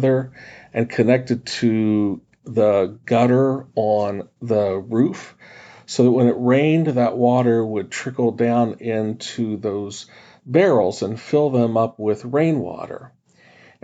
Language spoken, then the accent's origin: English; West Virginia, United States; When I was a kid growing up in West Virginia